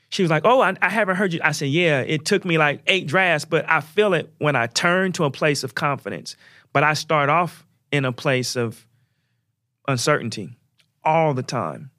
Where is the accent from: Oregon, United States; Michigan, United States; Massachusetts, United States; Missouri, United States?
Oregon, United States; Portland; my hometown, which is Oregon, Portland, Oregon